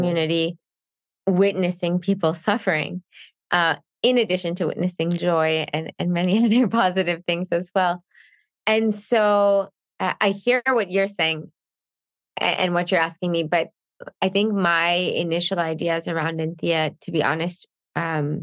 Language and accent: English; Canada; I'm Canadian